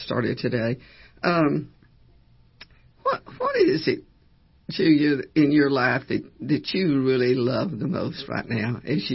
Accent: Cut and Shoot, Texas, United States; moved away as an adult; also born or lived in Lufkin, Texas; now in Austin, United States; I came from Cut and Shoot, Texas, by way of Cut and Shoot to Lufkin

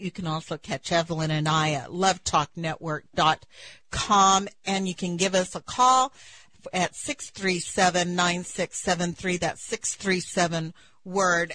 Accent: West Texas, United States; moved away; I come from West Texas

